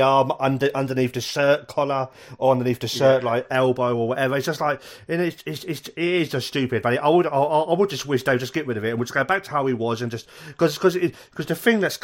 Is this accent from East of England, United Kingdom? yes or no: yes; King's Lynn, East of England, United Kingdom; also born or lived in South Wales (near Merthyr Tydfil); now in Wales, United Kingdom; I grew up in Norfolk in King's Lynn